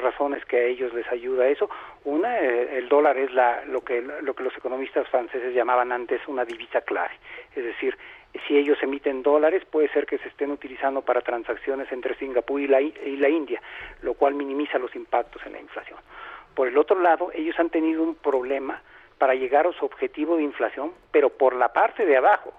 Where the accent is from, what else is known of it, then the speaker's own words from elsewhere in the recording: Mexico; en un país como el nuestro, que tiene grandes desigualdades